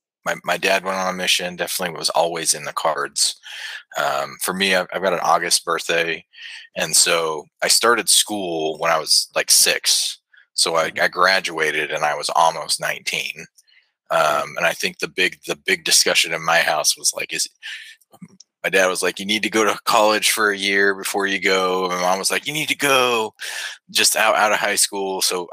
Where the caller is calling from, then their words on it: Huntsville, Alabama, United States; So I'm calling from Huntsville, Alabama. It's actually a little suburb outside of it.